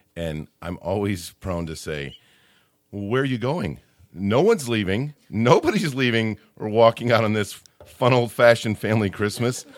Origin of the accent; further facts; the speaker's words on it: Midwest, United States; I'm showing myself as a Midwesterner by calling her Aunt Bethany